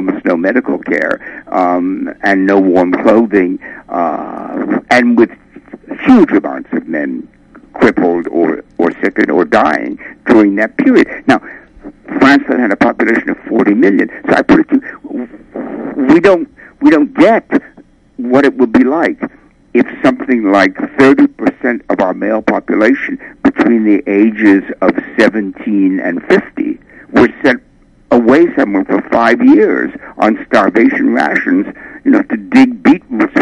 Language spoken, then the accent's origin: English; England, United Kingdom; I'm English